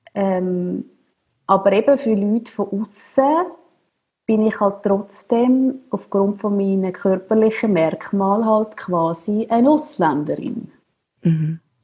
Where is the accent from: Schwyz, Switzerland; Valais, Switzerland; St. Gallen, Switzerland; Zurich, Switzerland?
Zurich, Switzerland; Zürcher Oberland; ich bin im Zürich Oberland aufgewachsen